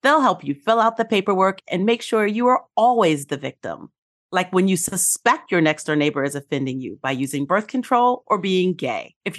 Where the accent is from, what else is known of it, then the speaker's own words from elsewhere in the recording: New York City, New York, United States; I grew up in New York reading the Village Voice